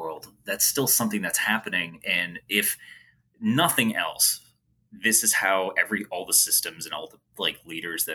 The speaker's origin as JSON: {"language": "English", "country": "United States", "tie": "born or raised there", "said": "I'm very American. I was born in the U.S"}